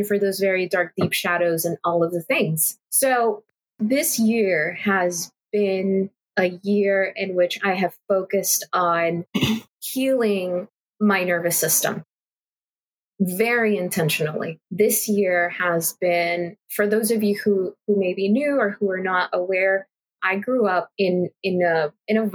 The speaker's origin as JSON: {"language": "English", "town": "Los Angeles", "region": "California", "country": "United States", "said": "I'm from LA, I'm from California"}